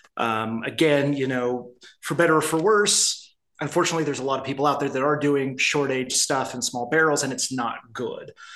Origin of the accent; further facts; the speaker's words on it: Midwest, United States; now in Arizona, United States; I grew up in the Midwest